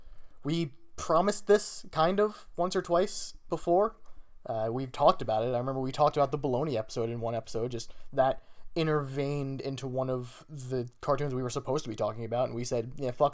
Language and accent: English; Canada; Because I'm Canadian.